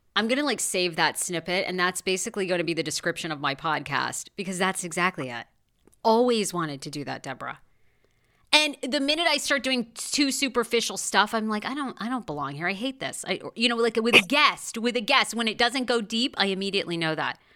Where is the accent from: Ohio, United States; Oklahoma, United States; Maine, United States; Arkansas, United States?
Maine, United States; Waterville; the place I was born in Waterville, Maine